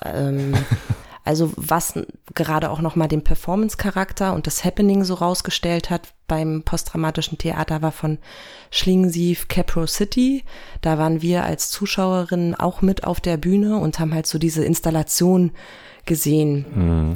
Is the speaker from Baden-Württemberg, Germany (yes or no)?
no; Berlin, Germany; moved away; ich komme ursprünglich aus Berlin